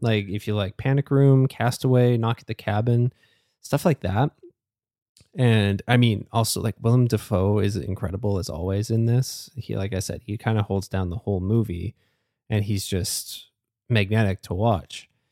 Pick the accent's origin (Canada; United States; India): Canada; as a Canadian